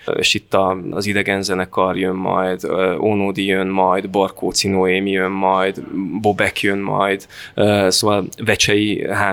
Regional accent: Fertőszentmiklós, Győr-Moson-Sopron, Hungary; moved away as an adult; now in Veszprém, Hungary; én alapvetően Fertőszent Miklósról származom, onnan jövök

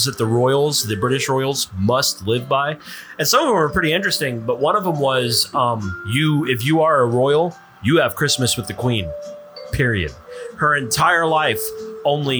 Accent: Texas, United States; We are citizens of the Great Republic of Texas first, and then American citizens second.

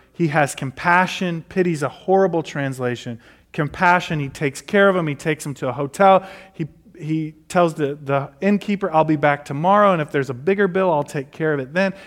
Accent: Detroit, Michigan, United States; now in Nashville, United States; I grew up in Detroit

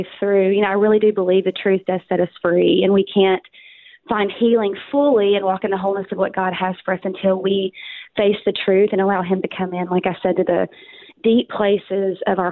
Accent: Arkansas, United States; accent: Southern; moved away as an adult; now in Dallas, United States; I'm from Arkansas, born and raised, moved to Texas 13 years ago

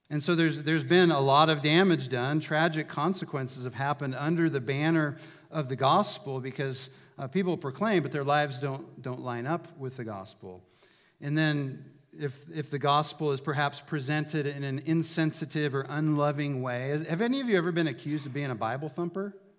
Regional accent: Prineville, Oregon, United States; moved away as an adult; I grew up in Prineville

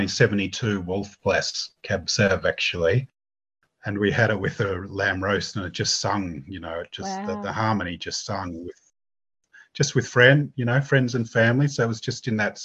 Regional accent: Sydney, New South Wales, Australia; also born or lived in Blue Mountains; I grew up in Sydney

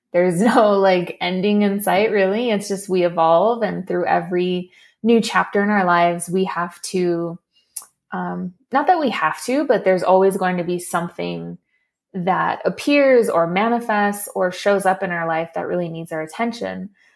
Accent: Los Angeles, California, United States; also born or lived in Torrance, California; I actually am a native to LA. I was born in Torrance, California, and then we moved pretty quickly into my childhood to a little pueblito

